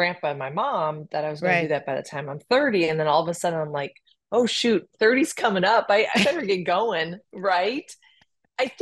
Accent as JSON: {"language": "English", "region": "Midwest", "country": "United States", "tie": "born or raised there", "said": "growing up in the Midwest with an older brother"}